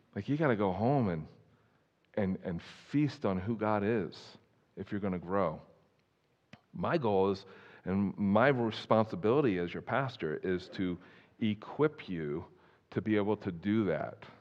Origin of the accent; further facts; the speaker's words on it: East Coast, United States; moved away; I grew up on the East Coast